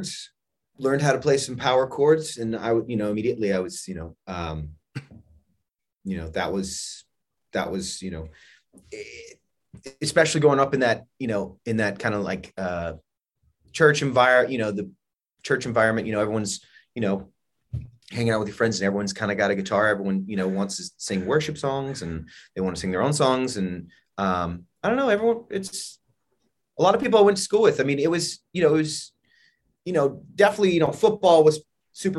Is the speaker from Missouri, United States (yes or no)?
no; Texas, United States; growing up in Texas